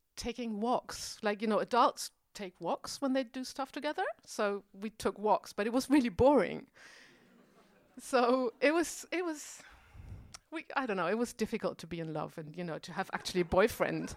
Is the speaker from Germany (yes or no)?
yes; Germany; now in Berlin, Germany; I'm from West Germany